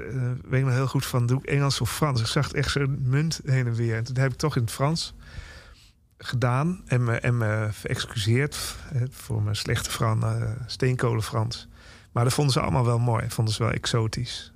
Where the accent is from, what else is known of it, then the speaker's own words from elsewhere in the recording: Nijmegen, Gelderland, Netherlands; moved away; in Nijmegen, waar ik ben opgegroeid en lang heb gewoond